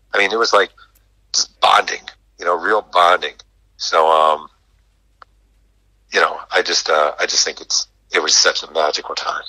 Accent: New York, United States; I grew up in New York.

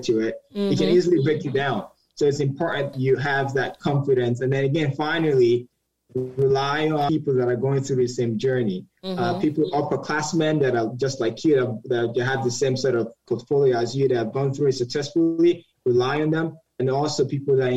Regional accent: Nigeria; moved away as an adult; now in United States; I'm Nigerian, moved to the United States when I was 18

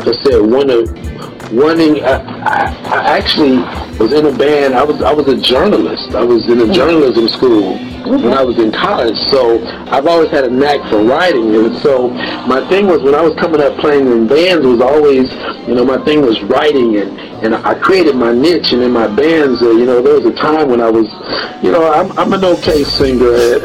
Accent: Oklahoma City, Oklahoma, United States; moved away; also born or lived in Dallas-Fort Worth, Texas; I grew up in the Midwest or Southwest, whatever you want to call it, that down in Oklahoma where I'm from

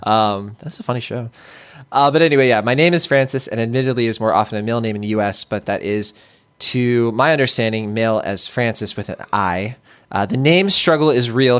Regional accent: Puerto Rico; now in California, United States; Puerto Rico, um, where I'm from

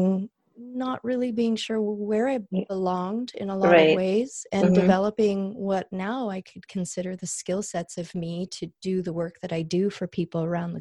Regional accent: Canada; also born or lived in Calgary, Alberta; growing up in Canada and growing up with immigrant father, English is his second language.

